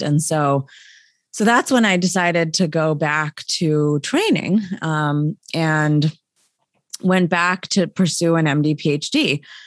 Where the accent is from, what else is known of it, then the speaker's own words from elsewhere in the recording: State College, Pennsylvania, United States; I'm from State College, Pennsylvania, home of Penn State. Um, so grew up, um, you know, uh, in the middle of a university campus effectively